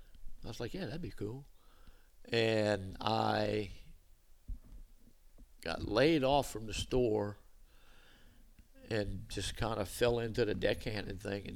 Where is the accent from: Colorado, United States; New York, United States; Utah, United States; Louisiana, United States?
Louisiana, United States; Belle Chasse; Born and raised up in Belchase.